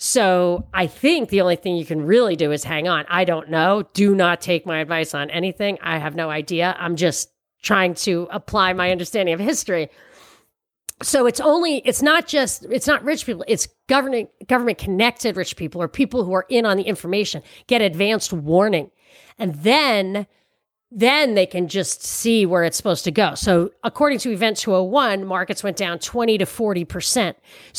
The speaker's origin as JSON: {"language": "English", "region": "New York", "country": "United States", "said": "And people, because I'm from New York, people are like, oh yeah, he's got courage."}